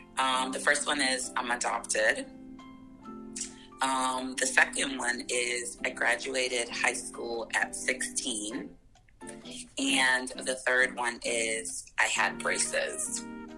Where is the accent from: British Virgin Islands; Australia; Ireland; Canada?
British Virgin Islands; Road Town; moved away as an adult; also born or lived in St. Vincent and the Grenadines / Orlando, Florida; now in United States; So I was actually born in St. Vincent and the Grenadines, but I grew up in Tortola, British Virgin Islands.